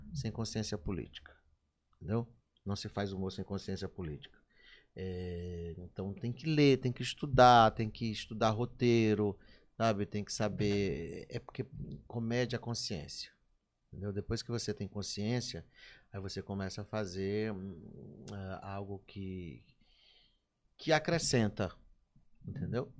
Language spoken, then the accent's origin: Portuguese; Maranhão, Brazil; eu sou muito apaixonado pelo Maranhão